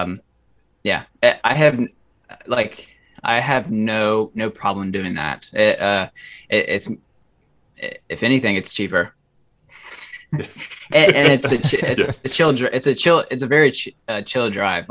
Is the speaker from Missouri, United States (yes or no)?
no; Ohio, United States; moved away as an adult; also born or lived in Colorado; I grew up in Ohio